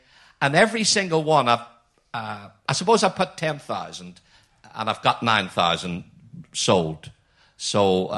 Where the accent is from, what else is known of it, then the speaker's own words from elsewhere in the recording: Belfast, Northern Ireland, United Kingdom; from Belfast like me